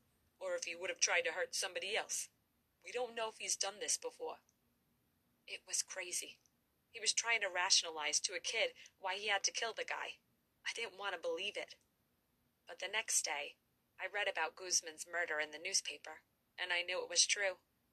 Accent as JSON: {"language": "English", "town": "Brooklyn", "region": "New York", "country": "United States", "tie": "born or raised there", "said": "When I grew up in Brooklyn, I lived in an area where there were mostly made guys."}